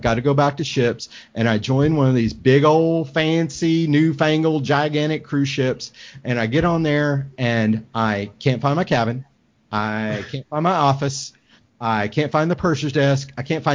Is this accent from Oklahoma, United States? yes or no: yes; Oklahoma, United States; I'm from Oklahoma.